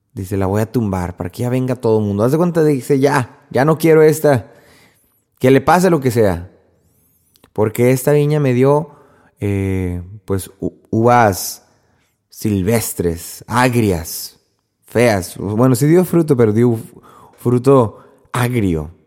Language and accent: Spanish; Mexico; en México, por lo menos de donde yo soy